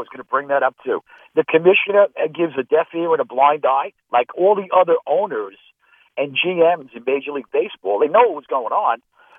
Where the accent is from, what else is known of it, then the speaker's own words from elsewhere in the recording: Northern United States, United States; Where are you from? I'm north of the Mason-Dixon, man. That's where I'm from.